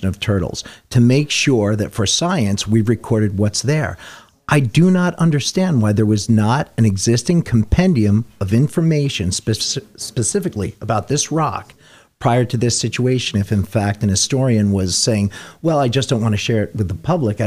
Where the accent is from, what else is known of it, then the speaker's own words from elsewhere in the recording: Warwick, New York, United States; I'm from Warwick. My family's from Warwick